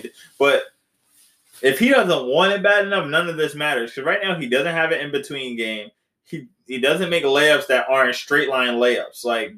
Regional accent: New York, United States; we're from New York.

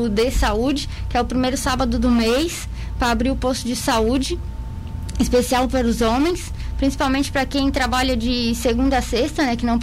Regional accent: Capivari de Baixo, Santa Catarina, Brazil; Que eu sou de Capivari de Baixo.

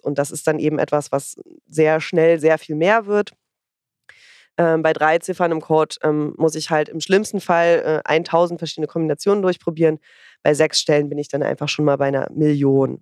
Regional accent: Northern Germany, Germany; ich komme ja aus dem Norden

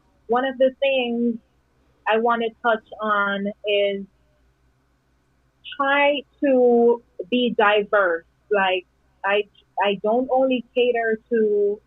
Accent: Jamaica; moved away as an adult; now in United States; I was happy as a little island girl growing up

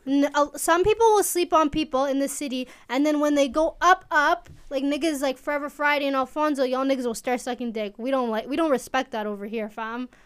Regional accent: Edmonton, Alberta, Canada; also born or lived in Eritrea; Edmonton, Alberta

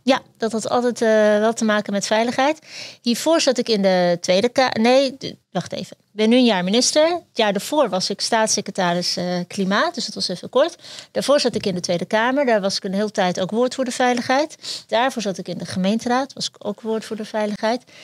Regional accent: Netherlands; also born or lived in Turkey; ik ben zelf eh, geboren in Turkije, uit, hier naartoe gevlucht en hier opgegroeid

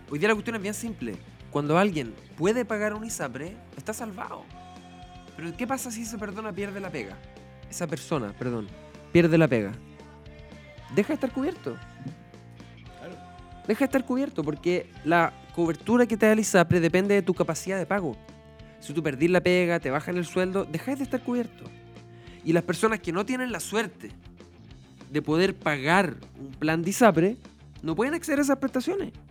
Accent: Santiago, Santiago Metropolitan Region, Chile; born or raised there; moved away as an adult; now in Los Lagos Region, Chile

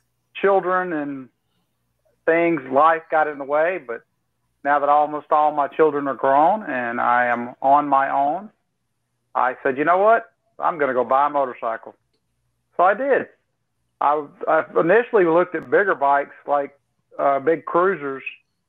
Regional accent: Southeast Texas, United States; moved away as an adult; now in North Carolina, United States; I'm originally from Southeast Texas, and I've been in North Carolina for 20 years.

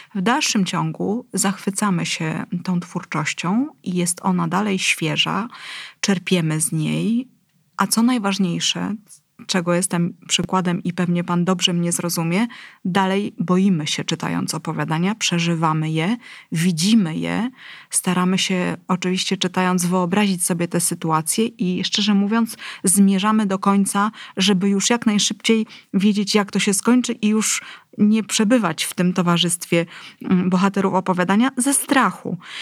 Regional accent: Gdynia, Pomeranian Voivodeship, Poland; jestem gdynianką

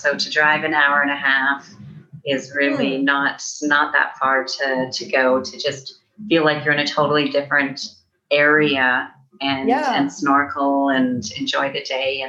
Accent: Calgary, Alberta, Canada; I'm from Calgary, and Vancouver is a close, large city that most people know of, and that is a 12-hour drive.

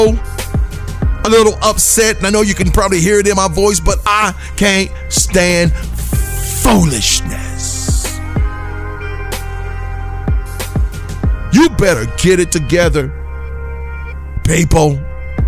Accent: West Virginia, United States; I'm from West Virginia and I grew up around a lot of rednecks

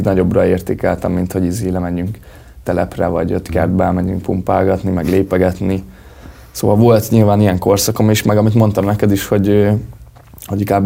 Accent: Magyarhertelend, Baranya, Hungary; now in Pécs, Hungary; még oda vagyok bejelentve

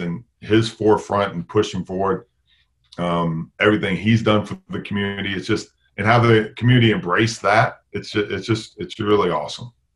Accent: Tennessee, United States; moved away as an adult; also born or lived in Chicago, Illinois; now in Valparaiso, United States; I was born in Chicago, but grew up in Tennessee.

